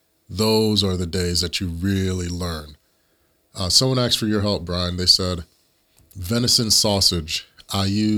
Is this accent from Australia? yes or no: no; Jamaica; I'm Jamaican.